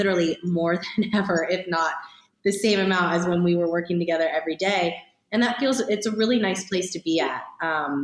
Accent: Ohio, United States; moved away; also born or lived in Los Angeles; as a kid growing up in Ohio

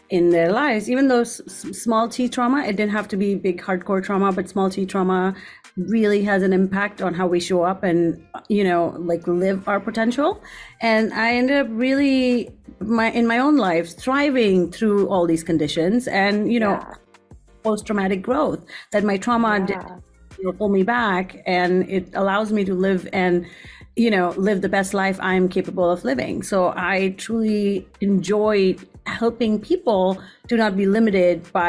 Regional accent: India; moved away as an adult; I grew up there for 18 years, and my parents still live there. My whole family still lives there

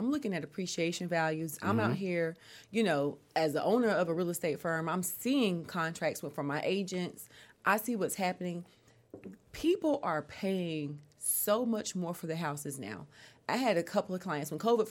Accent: North Carolina, United States; moved away as an adult; now in Atlanta, United States; I moved to Atlanta by myself from North Carolina. 2006, right?

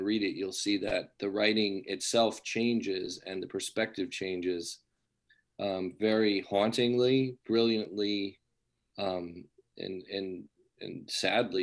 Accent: San Marino, California, United States; also born or lived in New York area; I grew up in, I say Pasadena, but I essentially grew up in San Marino, which is a little town next

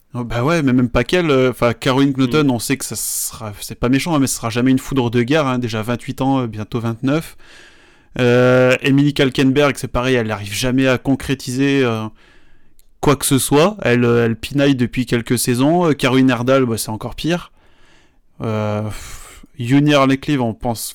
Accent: France; chez nous en France

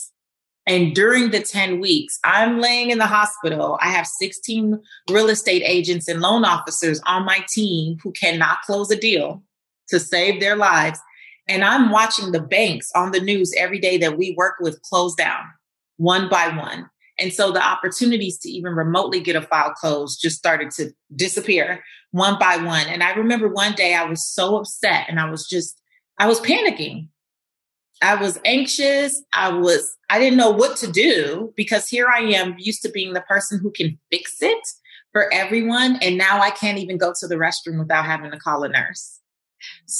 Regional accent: Los Angeles, California, United States; I'm from Lemur Park, South Central Los Angeles, where I didn't grow up with seeing people with fancy cars or big houses

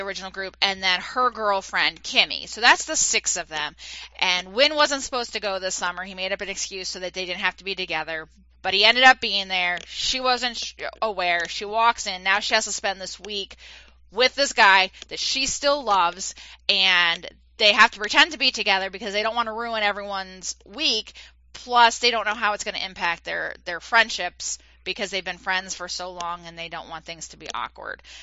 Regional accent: East Coast, United States; moved away; I'm originally from the East Coast

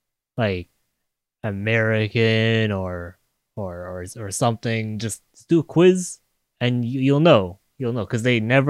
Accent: Canada; I am Canadian.

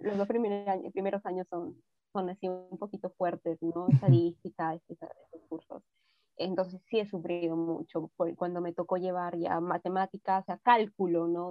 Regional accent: Trujillo, El Mango, La Libertad, Peru; nací en Trujillo, ¿no? Pero viví varios años de mi infancia eh, en un pueblito bien chiquitico que se llama El Mango

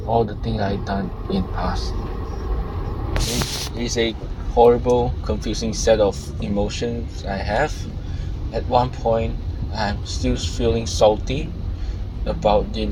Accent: Malaysia; moved away as an adult; also born or lived in United States; I could just study in my home country. I could just study in Malaysia.

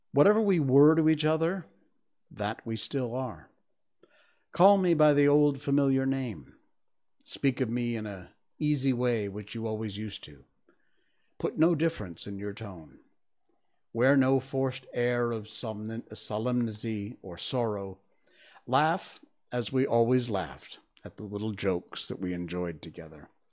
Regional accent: West Cornwall, Connecticut, United States; When I was a kid growing up in West Cornwall, Connecticut

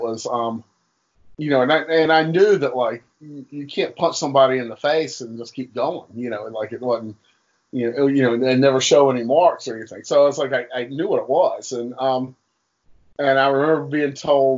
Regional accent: Durham, North Carolina, United States; I grew up in Durham, North Carolina

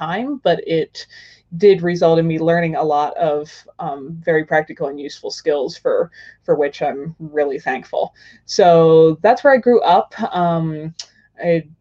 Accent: Pennsylvania, United States; now in Wyoming, United States; I grew up in Pennsylvania in kind of Amish farm country.

